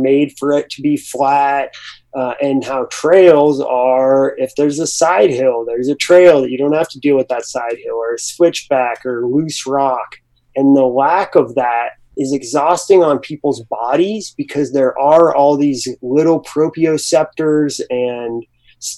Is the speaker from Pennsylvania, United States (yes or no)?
no; Breckenridge, Colorado, United States; moved away as an adult; also born or lived in Boston / Alaska; now in Los Angeles, United States; I grew up in Breckenridge, Colorado